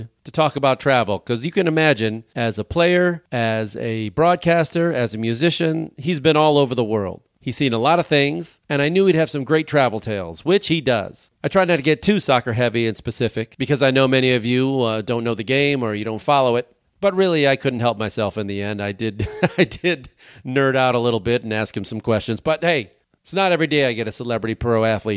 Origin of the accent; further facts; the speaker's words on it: Chicago, Illinois, United States; I'm from Chicago